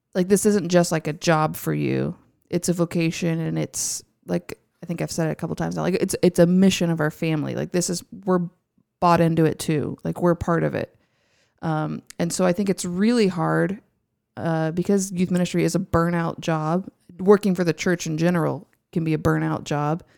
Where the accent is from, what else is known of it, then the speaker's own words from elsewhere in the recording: Houston, Texas, United States; I'm from Houston. I grew up in Houston, so I am an Astros fan